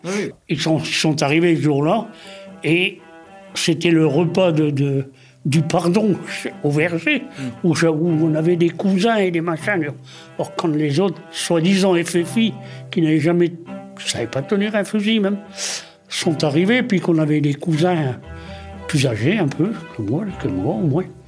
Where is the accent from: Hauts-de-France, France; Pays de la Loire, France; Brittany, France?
Brittany, France; on est breton, parce qu'on vit en Bretagne